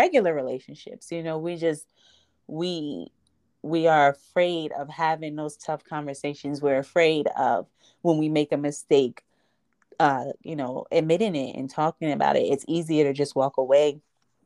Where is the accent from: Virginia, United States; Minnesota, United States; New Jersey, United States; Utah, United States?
New Jersey, United States; Jersey City; I grew up in Jersey City. My family's from Jersey City